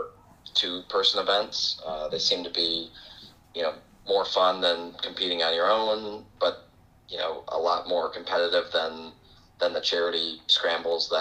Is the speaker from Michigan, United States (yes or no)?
yes; Grand Rapids, Michigan, United States; I grew up here in West Michigan, Grand Rapids